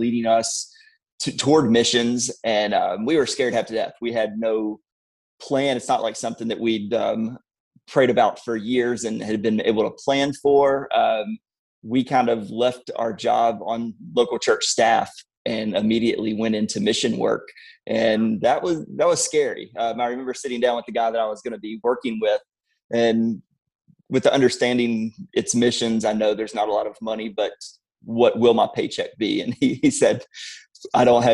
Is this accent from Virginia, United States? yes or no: yes; Blacksburg, Virginia, United States; I grew up in Blacksburg. We're still close by that area